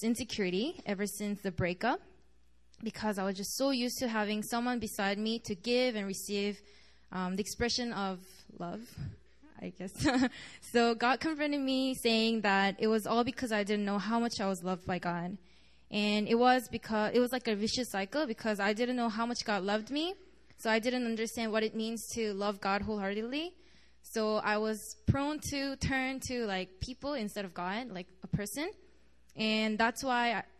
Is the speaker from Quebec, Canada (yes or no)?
yes; Montreal, Quebec, Canada; moved away as an adult; now in Korea; I'm from Montreal, and I came to Korea last semester as an exchange student.